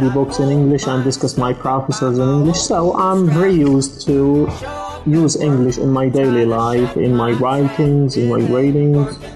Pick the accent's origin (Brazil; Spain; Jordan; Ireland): Jordan; I'm from Jordan. Okay, I'm 24 years old.